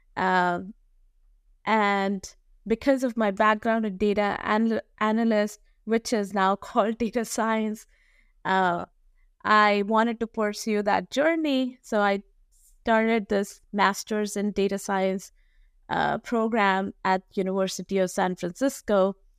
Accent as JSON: {"language": "English", "town": "New Delhi", "region": "Delhi", "country": "India", "tie": "born or raised there", "said": "I was, uh, born and raised in New Delhi, India"}